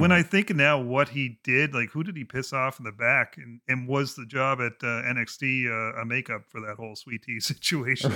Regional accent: Canada; being a Canadian

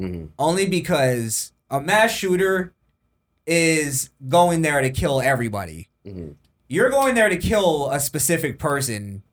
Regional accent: South Florida, United States; We're all from South Florida

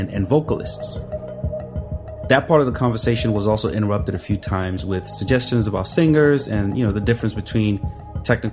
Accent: Nigeria; now in United States; When people ask me where I'm from, I typically would say Nigeria

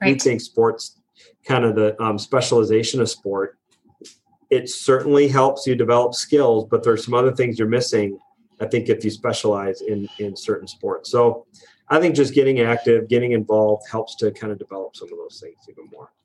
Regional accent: La Crosse, Wisconsin, United States; moved away; I grew up in Lacrosse, Wisconsin, a town of about fifty thousand people

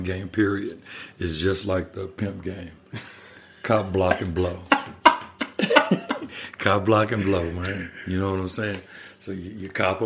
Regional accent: Kansas, United States; also born or lived in Texas / Colorado Springs, Colorado; now in Colorado, United States; I'm from Kansas

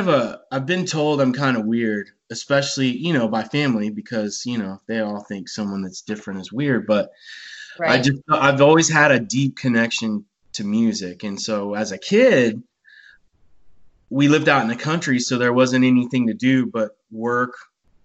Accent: Bandera, Texas, United States; I was a little kid and I grew up in Bandera, Texas

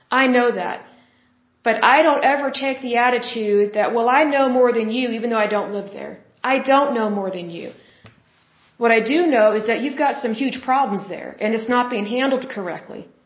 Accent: Oklahoma, United States; I'm from Oklahoma and we're close to the border

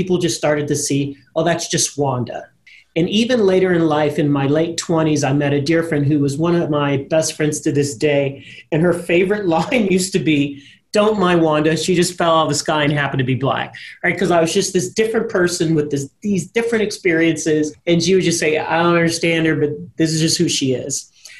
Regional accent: Germany; And even growing up in Germany, I never felt discriminated against or different. I knew I was a U.S. citizen. I knew I presented differently.

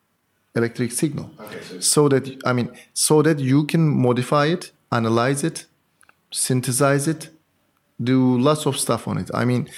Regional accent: Antalya, Turkey; moved away as an adult; also born or lived in Istanbul, Turkey; now in Paris, France; I'm from Turkey, from Antalya. I did my PhD in Boğaziçi University in Istanbul.

